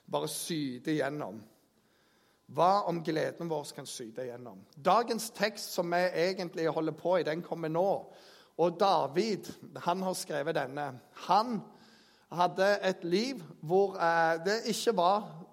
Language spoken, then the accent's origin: Norwegian; Jæren, Rogaland, Norway; jeg kommer fra Jæren